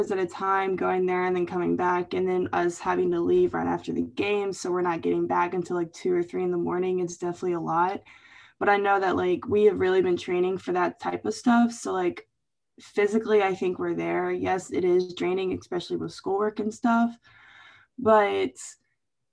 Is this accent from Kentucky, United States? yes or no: yes; Louisville, Kentucky, United States; moved away; going to my hometown